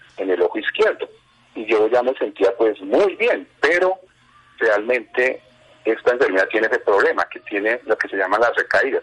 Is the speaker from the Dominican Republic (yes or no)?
no; Bogotá, Colombia; moved away as an adult; now in Cota, Colombia; mi infancia se desarrolló en Bogotá, en este momento, vivo en el municipio de Cota, aproximadamente hace unos 35 años.